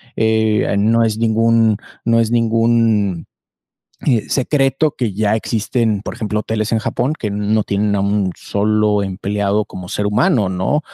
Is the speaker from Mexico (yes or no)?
yes; Mexico